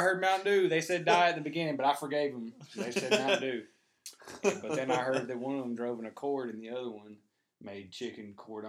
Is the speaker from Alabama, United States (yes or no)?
yes; Abbeville, Alabama, United States; I was from Abbeville